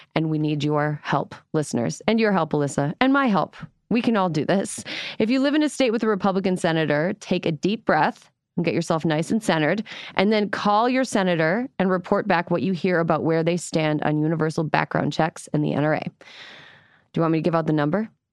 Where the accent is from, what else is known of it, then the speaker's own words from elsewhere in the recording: Wisconsin, United States; I grew up in Wisconsin with the highest possible tolerance for cheese